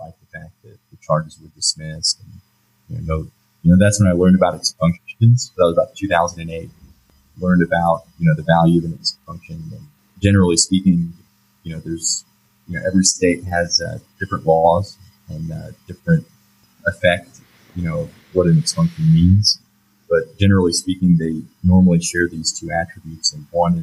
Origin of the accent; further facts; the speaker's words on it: Lake Jackson, Texas, United States; also born or lived in Baton Rouge, Louisiana / Oklahoma; in fourth grade, we moved to Lake Jackson, Texas. And that's where I grew up and went to high school